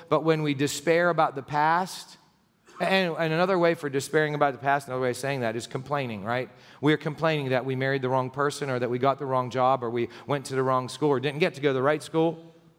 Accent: United States; I was born in the United States and that I've got to live here all my life

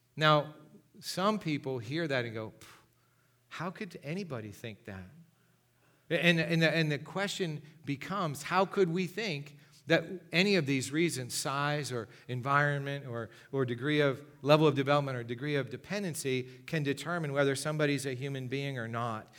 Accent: Gipsy, Pennsylvania, United States; I grew up in Gypsy, Pennsylvania.

